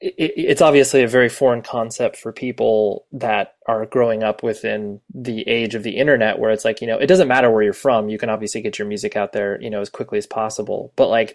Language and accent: English; Southern California, United States; also born or lived in Las Vegas; then we moved out to Southern California, like when I was like 7 and a half, 8.